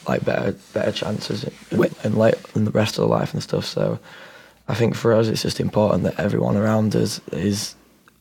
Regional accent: Yorkshire and the Humber, United Kingdom; we've always grown up where family's important, you know what I mean? Like, in England, it's like that, and especially if we're from South Yorkshire

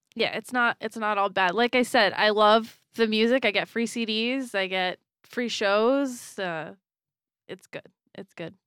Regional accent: Florida, United States; moved away; I was from Florida

